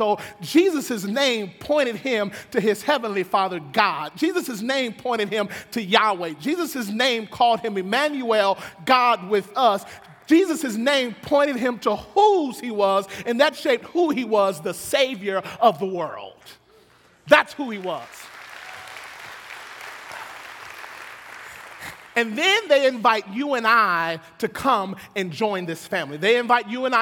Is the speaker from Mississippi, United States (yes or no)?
yes; Pearl, Mississippi, United States; I grew up in Pearl, Mississippi, a little country town